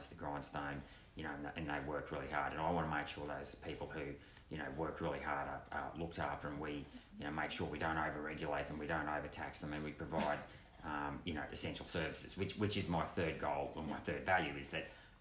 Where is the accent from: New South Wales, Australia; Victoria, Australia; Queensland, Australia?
Queensland, Australia; Chinchilla; I worked in jobs since I've basically been 12 years old at my hometown of Chinchilla